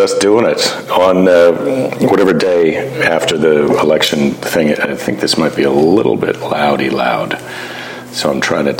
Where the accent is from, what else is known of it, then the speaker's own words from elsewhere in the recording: United States; I'm American, you're Canadian.